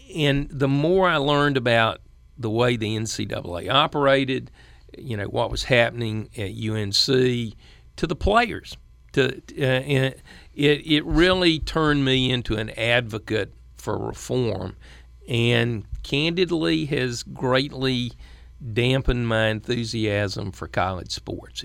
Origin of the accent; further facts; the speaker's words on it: the South, United States; as a Southerner